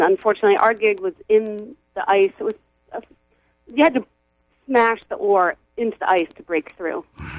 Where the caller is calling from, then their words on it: Belfast, Northern Ireland, United Kingdom; Well, I'm calling from Cumbodian in Belfast.